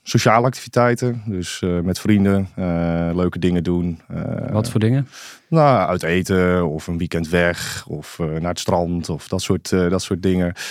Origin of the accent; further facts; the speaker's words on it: Ommen, Overijssel, Netherlands; also born or lived in Zwolle; in Zwolle, in het ziekenhuis, maar opgegroeid in Ommen. Ehm, ja, een klein stadje aan de Vecht in Overijssel. Het is, ja, het is officieel een stad. We zeggen altijd een, beetje een dorp met stadsrechten eigenlijk.